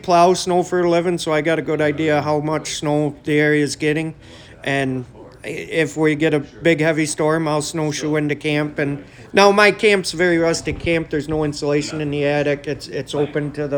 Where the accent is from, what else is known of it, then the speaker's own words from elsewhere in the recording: Camden, New York, United States; I was born and raised in Camden